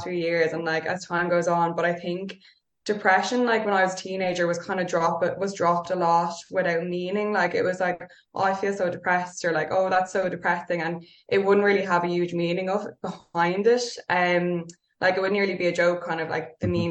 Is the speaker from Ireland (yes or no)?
yes; Dublin, Leinster, Ireland; I grew up in North Dublin.